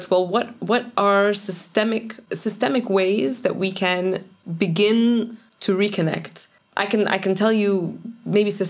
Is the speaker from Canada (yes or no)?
yes; Toronto, Ontario, Canada; born or raised there; moved away as an adult; also born or lived in Cairo, Egypt; now in Belgium